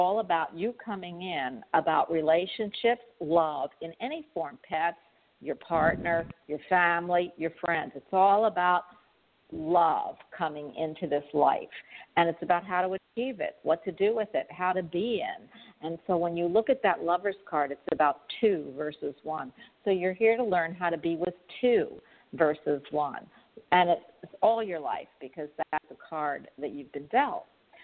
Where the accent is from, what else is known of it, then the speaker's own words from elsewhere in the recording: Philadelphia, Pennsylvania, United States; moved away; also born or lived in New York; I'm actually from Philadelphia, but I've lived in New York a few years too